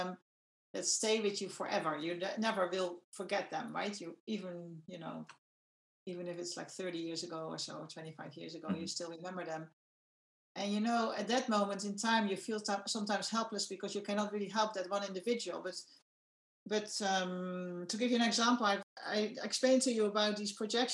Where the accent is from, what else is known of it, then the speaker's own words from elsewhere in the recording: Netherlands; I'm from the Netherlands